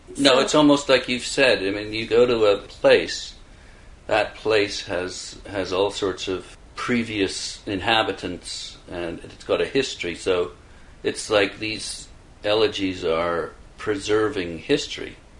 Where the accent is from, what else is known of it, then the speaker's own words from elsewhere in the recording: Canada; being Canadian